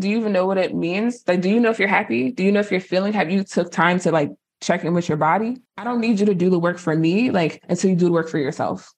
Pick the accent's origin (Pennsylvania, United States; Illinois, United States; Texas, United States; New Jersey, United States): New Jersey, United States; I'm from Jersey